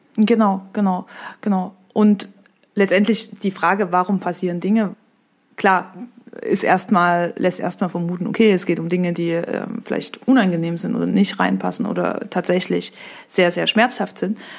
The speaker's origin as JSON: {"language": "German", "region": "eastern Germany", "country": "Germany", "tie": "born or raised there", "also_born_or_lived": "France", "said": "ich bin 1990 geboren, im Osten von Deutschland, in der katholischen Familie, in der totalen Diaspora"}